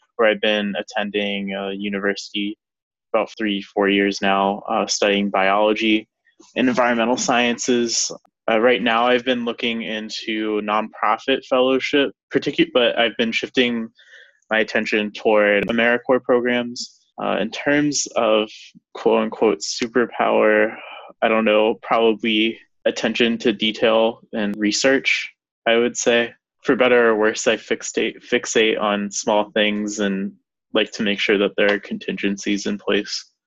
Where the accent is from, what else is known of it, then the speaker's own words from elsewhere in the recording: Virginia Beach, Virginia, United States; moved away; My hometown is Virginia Beach, Virginia